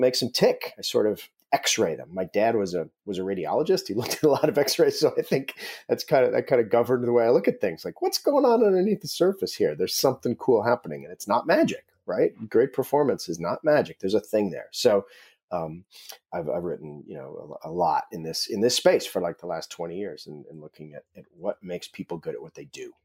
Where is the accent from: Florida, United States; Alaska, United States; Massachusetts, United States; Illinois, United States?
Alaska, United States; I grew up in Alaska